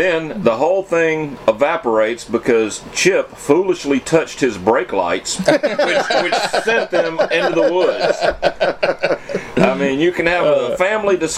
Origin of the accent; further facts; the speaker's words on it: Alabama, United States; I come from Alabama, and I hang out in the swamps in Alabama